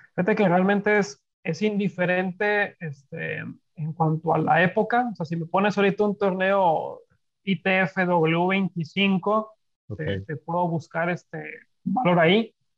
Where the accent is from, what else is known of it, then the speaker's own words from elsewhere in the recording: Monterrey, Nuevo León, Mexico; soy regio